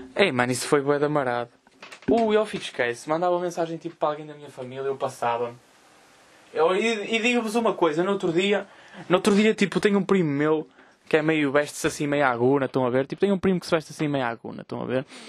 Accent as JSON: {"language": "Portuguese", "town": "Vila Nova de Gaia", "region": "Norte", "country": "Portugal", "said": "Eu, eu sou de Gaia"}